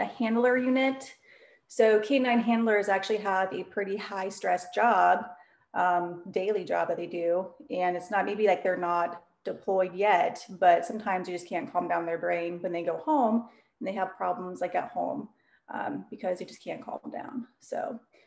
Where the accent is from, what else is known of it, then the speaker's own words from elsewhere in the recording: Nebraska, United States; moved away; I'm originally from Nebraska.